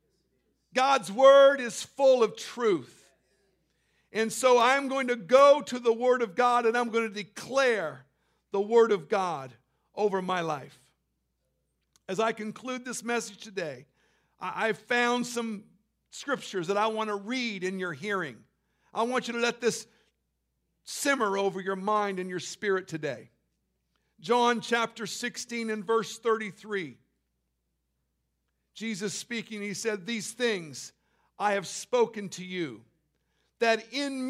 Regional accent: Canada; also born or lived in Central California; I'd been to Florida as a Canadian

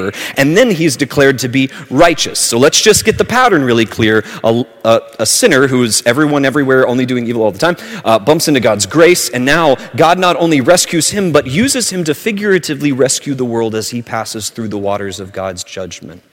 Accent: southern Alabama, United States; where I grew up in southern Alabama

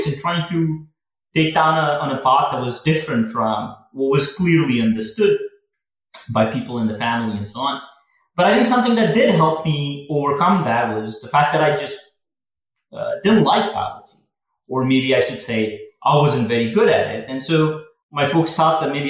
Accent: Patiala, Punjab, India; moved away as an adult; also born or lived in Delhi / Los Angeles, United States; growing up in Patiala was fun

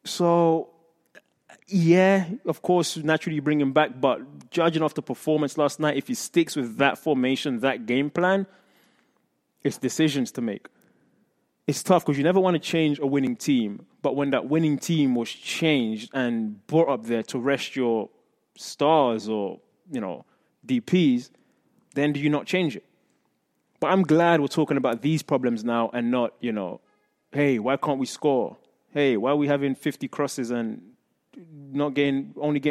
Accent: London, United Kingdom; moved away; I grew up in Tottenham, North London

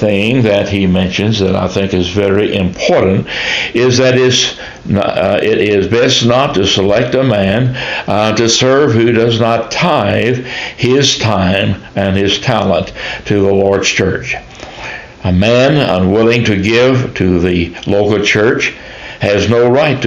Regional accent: United States; the church that I grew up in Shelby County

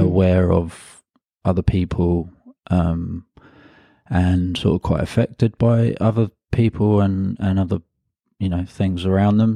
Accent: London, United Kingdom; I'm originally from London, um, and I grew up in a part of London called Hackney, uh, which is in the northeast of London

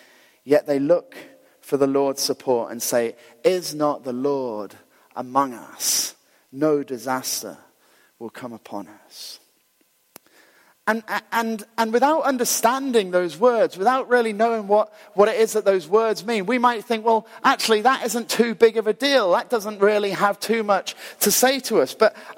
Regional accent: Glasgow, Scotland, United Kingdom; also born or lived in Ayr; So if you know, when we moved down to Ayr, we were incredibly cool because we moved from Glasgow.

